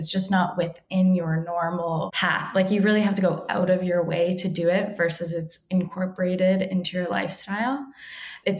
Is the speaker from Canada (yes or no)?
yes; Toronto, Ontario, Canada; now in Los Angeles, United States; I grew up in Toronto and the schools and the areas that I grew up in were predominantly Caribbean